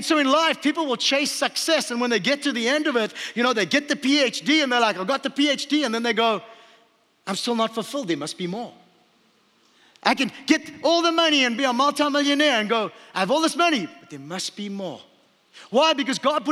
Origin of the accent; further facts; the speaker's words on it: Port Elizabeth, Eastern Cape, South Africa; moved away; also born or lived in Hawaii; I was born in Port Elizabeth, South Africa.